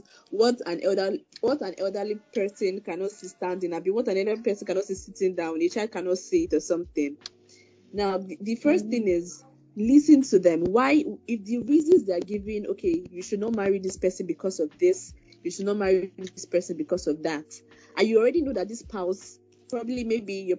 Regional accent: Igbo, South East Nigeria, Nigeria; I'm an Igbo lady, and from the east

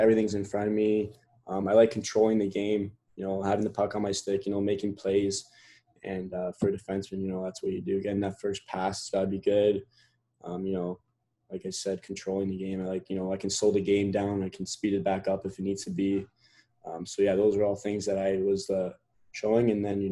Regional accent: Canada; also born or lived in England; I was born here in Canada, and then when I was 1 year old, we went over to England for a year.

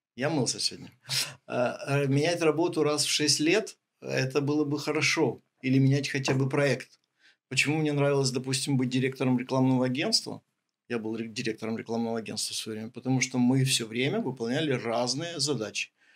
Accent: Ukraine

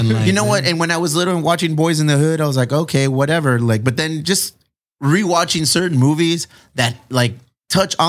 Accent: Chula Vista, California, United States; also born or lived in Spring Valley / Paradise Hills / Bonita; I'm from Chula Vista

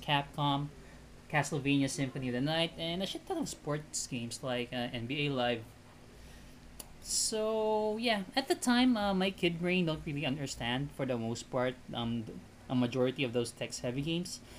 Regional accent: Philippines; English is a second language; I'm Filipino, and growing up in a multi-generation has- household is a common thing here

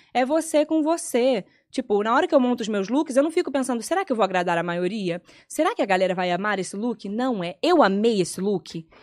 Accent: Petrópolis, Rio de Janeiro, Brazil; moved away; na minha cidade, em Petrópolis, a gente ia pra praça

